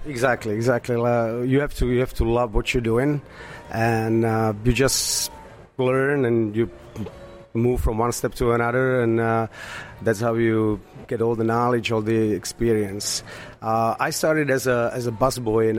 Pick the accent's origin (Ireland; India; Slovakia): Slovakia; English is a second language; moved away as an adult; also born or lived in Astoria, New York; now in United States; I was born in Slovakia, and uh, I moved to United States 13 years ago.